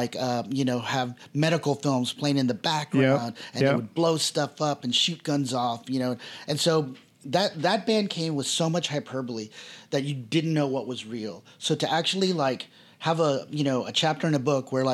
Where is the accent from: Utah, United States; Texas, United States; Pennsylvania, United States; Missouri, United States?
Texas, United States; also born or lived in Austin; because I'm from Texas and because I've lived three times in Austin now